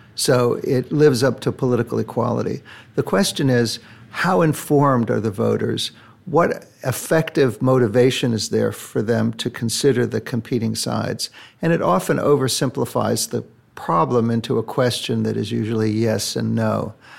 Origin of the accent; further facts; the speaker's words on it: United States; I say that as an American